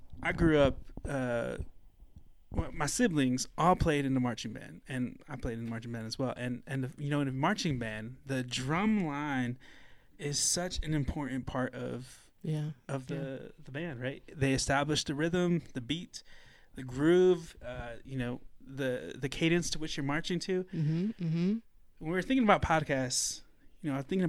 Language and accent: English; Holland, Michigan, United States; I was born and raised in Holland, Michigan